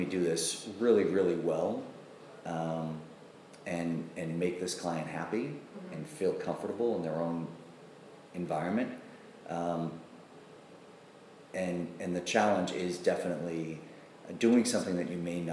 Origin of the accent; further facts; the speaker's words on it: Boston, Massachusetts, United States; I grew up in Boston proper